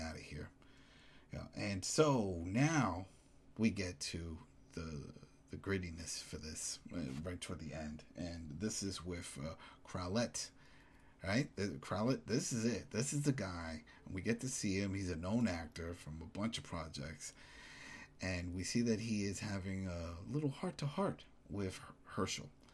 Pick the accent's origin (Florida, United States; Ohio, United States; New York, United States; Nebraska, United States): New York, United States; as a New Yorker